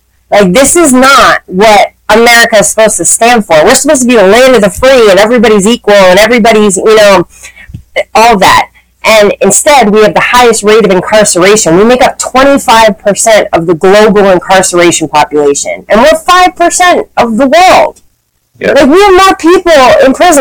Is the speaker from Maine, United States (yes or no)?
yes; Maine, United States; I grew up in Maine